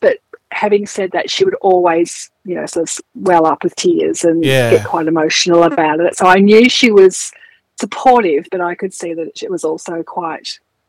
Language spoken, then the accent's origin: English; Melbourne, Victoria, Australia; now in Western Victoria, Australia; I was born in Melbourne, yep, in 1964 at the Haven Maternity Home in North Fitzroy.